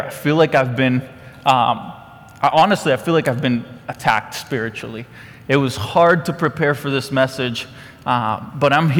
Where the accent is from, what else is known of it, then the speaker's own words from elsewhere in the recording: Costa Rica; now in Conroe, United States; I'm from Costa Rica.